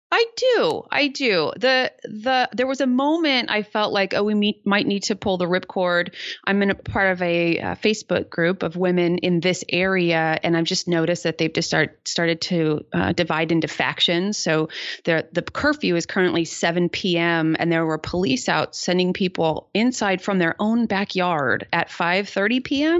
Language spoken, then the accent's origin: English; San Jose, California, United States; my hometown, which is San Jose, California